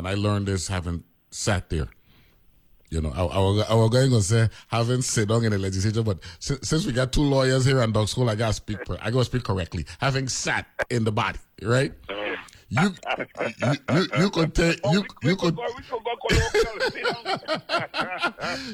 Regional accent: St. Croix, U.S. Virgin Islands; I don't live on St. Thomas and St. John. I'm from St. Croix

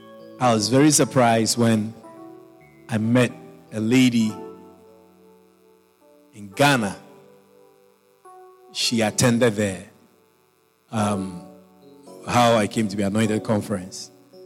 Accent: Australia; So I listened to your message. I'm from Australia. I couldn't believe my ears.

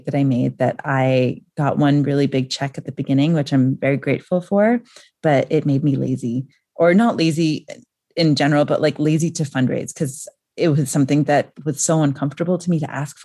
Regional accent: New York, United States; moved away as an adult; now in Nairobi, Kenya; I grew up in New York and that's just how people talk

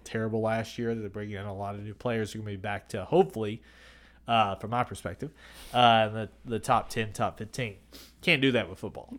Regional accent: Kentucky, United States; growing up in Kentucky

